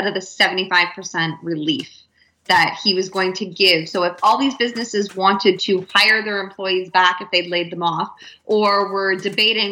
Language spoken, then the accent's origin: English; Canada; as a Canadian